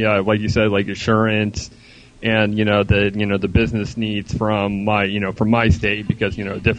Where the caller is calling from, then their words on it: Melbourne, Florida, United States; Calling from the Stormyville of Melbourne, Florida.